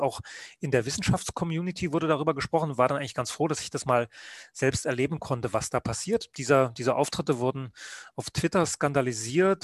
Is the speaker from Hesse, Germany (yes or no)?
no; Rügen, Mecklenburg-Vorpommern, Germany; also born or lived in Leipzig; now in Munich, Germany; ich bin Rüganer, also auf der Insel Rügen geboren, habe dann in der DDR Journalist werden wollen